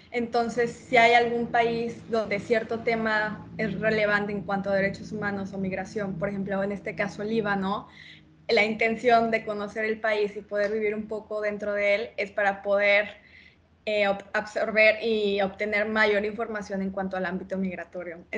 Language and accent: Spanish; Mexico; Claro, yo soy mexicana. mi papá es italiano, mi mamá es mexicana